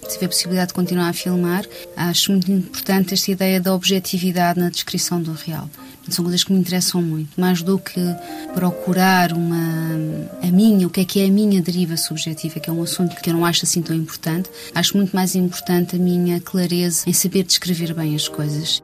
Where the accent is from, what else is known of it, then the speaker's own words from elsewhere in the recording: Portugal; o meu prédio de infância, que é na rua Cidade de Rabat, portanto, o que dá título ao filme, onde nasci e cresci